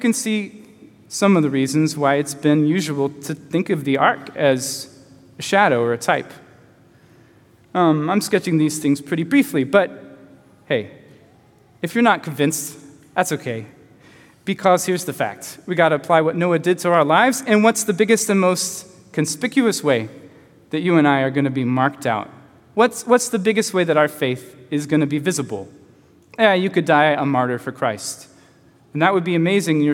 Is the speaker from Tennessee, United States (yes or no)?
yes; Chattanooga, Tennessee, United States; moved away as an adult; also born or lived in Tacoma, Washington; When I was 21, I left my hometown of Chattanooga